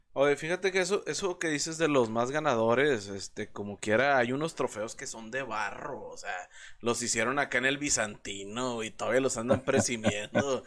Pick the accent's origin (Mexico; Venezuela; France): Mexico; como mexicano